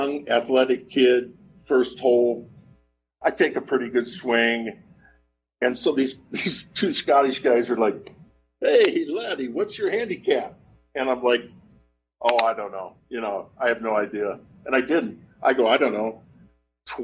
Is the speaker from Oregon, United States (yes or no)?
yes; Oregon, United States; I'm from Oregon